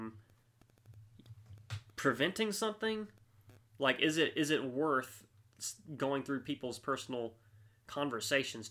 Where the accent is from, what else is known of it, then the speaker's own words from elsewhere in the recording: United States; we as the American people